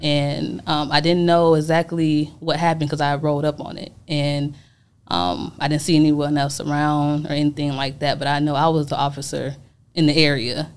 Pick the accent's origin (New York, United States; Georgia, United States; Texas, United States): Georgia, United States; Atlanta; also born or lived in Chicago, Illinois; I'm from Chicago, Illinois. I was born, but I was raised in Atlanta, Georgia